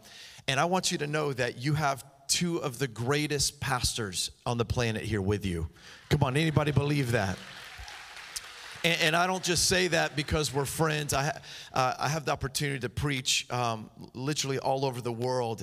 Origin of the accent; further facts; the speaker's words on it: Miami, Florida, United States; I'm from Miami